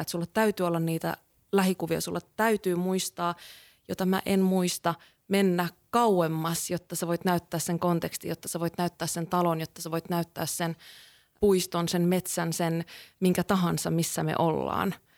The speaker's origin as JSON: {"language": "Finnish", "town": "Kuusamo", "region": "North Ostrobothnia", "country": "Finland", "tie": "born or raised there", "said": "mä oon Kuusamosta kotosi oleva valokuvaaja"}